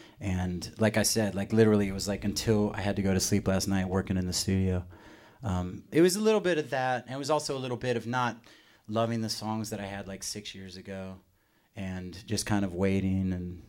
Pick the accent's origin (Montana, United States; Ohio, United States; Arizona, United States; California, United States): Arizona, United States; why are you so ashamed to be from where you're from, which is Arizona?